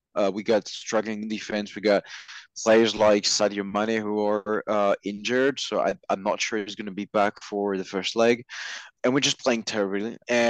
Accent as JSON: {"language": "English", "region": "southern France", "country": "France", "said": "I'm from the south. My hometown, I mean, not technically my hometown, but I live near, has a team in the League One."}